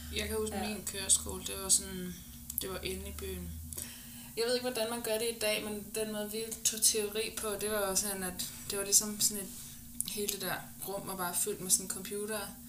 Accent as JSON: {"language": "Danish", "region": "West Zealand", "country": "Denmark", "tie": "born or raised there", "said": "da jeg var barn i Vestsjælland"}